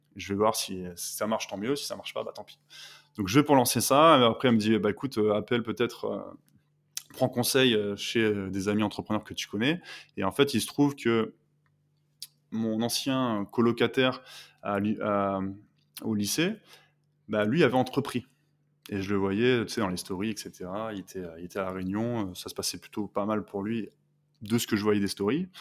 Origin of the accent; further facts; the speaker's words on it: Lille, Hauts-de-France, France; je suis originaire du nord de la France, donc le pays des ch'tis